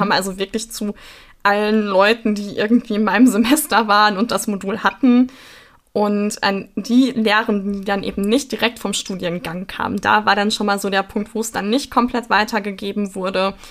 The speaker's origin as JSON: {"language": "German", "area": "Sauerland", "region": "North Rhine-Westphalia", "country": "Germany", "said": "Ich komme aber aus dem Sauerland"}